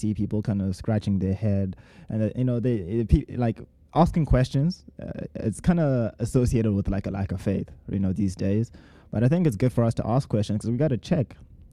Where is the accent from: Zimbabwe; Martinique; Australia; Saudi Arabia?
Zimbabwe; moved away as an adult; now in United States; I'm from Zimbabwe, and I came here actually to study animation in the United States.